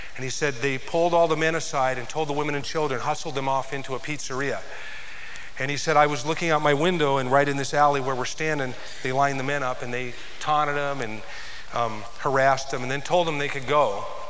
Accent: United States

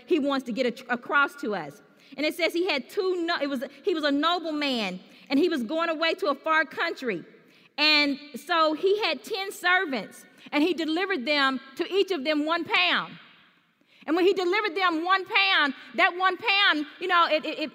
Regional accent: Louisville, Kentucky, United States; I'm from Louisville, Kentucky

